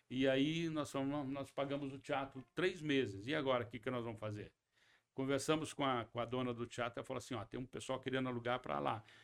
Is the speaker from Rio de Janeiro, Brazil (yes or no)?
no; Paraná, Brazil; also born or lived in Presidente Prudente, São Paulo, Brazil; Quando eu nasci, eu nasci em Presidente Prudente, três, quatro meses depois, meu pai já foi para o Paraná